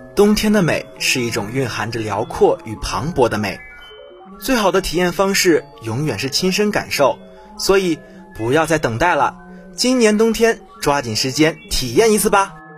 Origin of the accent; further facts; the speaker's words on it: northern China, China; moved away; 作为一个北方人